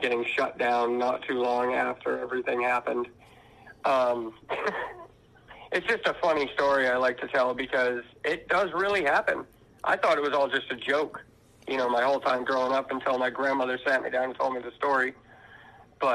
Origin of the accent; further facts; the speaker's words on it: Maine, United States; also born or lived in Vermont; I ended up being raised in Maine